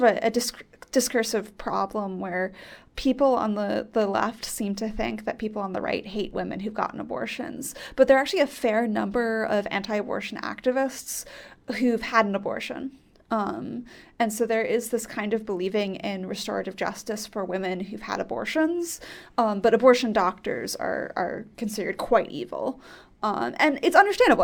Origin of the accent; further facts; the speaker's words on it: near Cambridge, Massachusetts, United States; I grew up near Cambridge